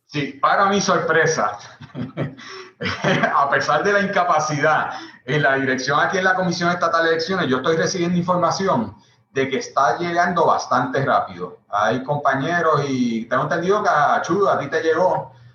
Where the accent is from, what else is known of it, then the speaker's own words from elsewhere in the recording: Puerto Rico; somos una nación puertorriqueña que, sobre todo por la situación política, por ser colonia, muchos de los puertorriqueños han tenido que irse de nuestra patria